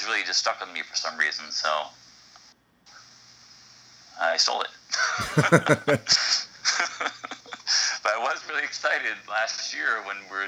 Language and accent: English; Shrewsbury, Massachusetts, United States; also born or lived in Boston; I was born in Boston and raised in Shrewsbury, Massachusetts.